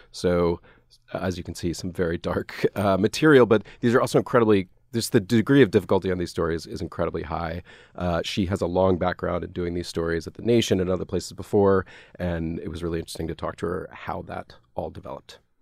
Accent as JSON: {"language": "English", "town": "Atlanta", "region": "Georgia", "country": "United States", "tie": "born or raised there", "also_born_or_lived": "Nashville", "moved": "yes", "said": "I grew up in Atlanta"}